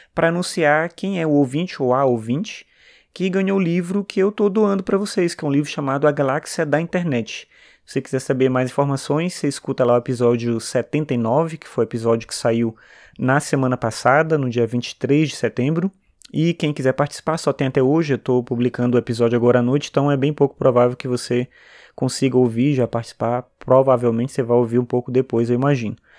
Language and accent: Portuguese; São Luís, Maranhão, Brazil; eu sou do Maranhão, de São Luís